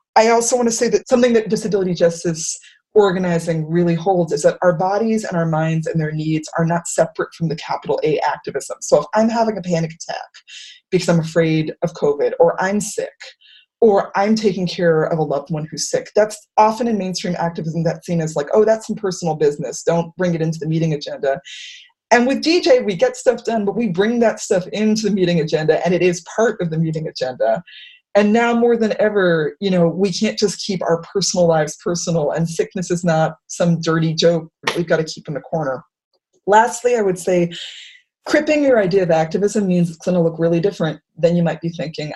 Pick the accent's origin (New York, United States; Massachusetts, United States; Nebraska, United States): Massachusetts, United States; Worcester; I'm from Worcester, Massachusetts